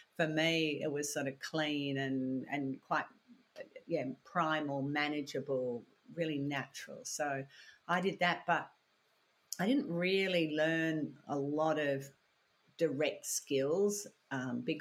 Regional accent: Australia; also born or lived in Belfast, Northern Ireland; came out when I was 6 months old, so I feel very Australian

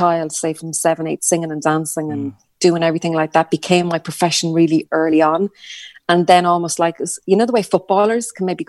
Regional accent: Ireland; we're Irish

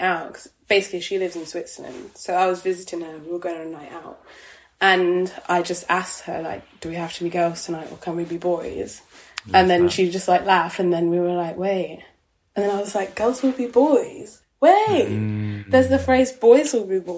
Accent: Midlands, United Kingdom; being dark-skinned black girl growing up in the Midlands

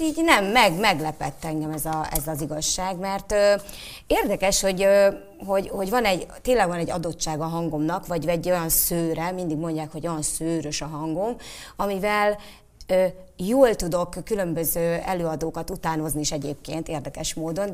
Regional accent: Szolnok, Jász-Nagykun-Szolnok, Hungary; Szolnoki vagyok

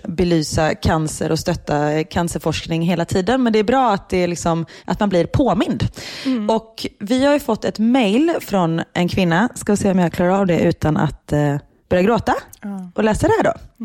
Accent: Sweden; moved away as an adult; now in Belgium; hemma i Sverige

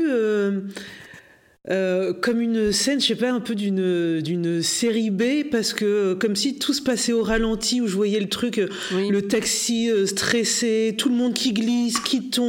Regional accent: Normandy, France

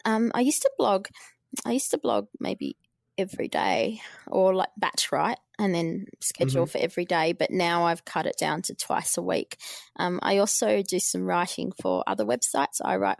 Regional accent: Albury, New South Wales, Australia; I lived in the country. I grew up in Albury, and there was no journalism courses there.

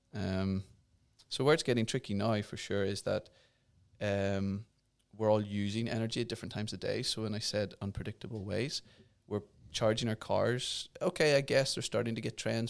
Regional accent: Ireland; I'm from Ireland

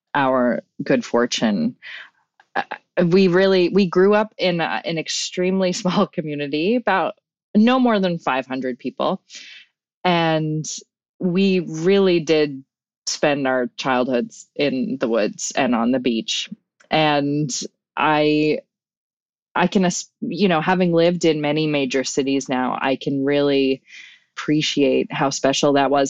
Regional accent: Newfoundland and Labrador, Canada; accent: Newfoundland; now in Vancouver, Canada; my identity as a Newfoundlander

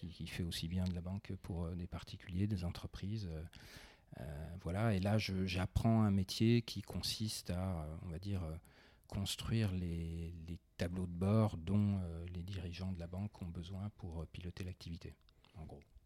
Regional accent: Besançon, Bourgogne-Franche-Comté, France; je suis provincial, j'ai grandi à Besançon

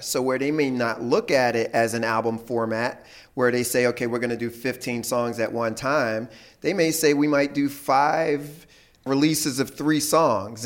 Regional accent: Philadelphia, Pennsylvania, United States; I grew up in Philly

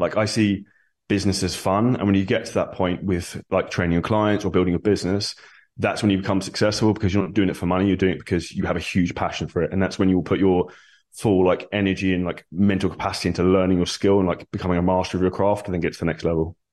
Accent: Surrey, South East England, United Kingdom; moved away as an adult; now in Dubai, United Arab Emirates; Originally, I'm from Surrey in the U K, very grey and rainy.

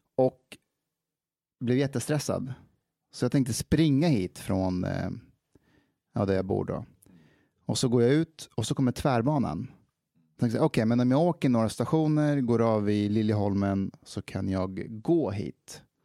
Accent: Afghanistan; now in Sweden; jag är afghan så jag kanske är 32

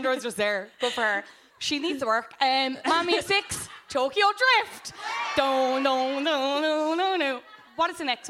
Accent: Cobh, Munster, Ireland; I am from Cove.

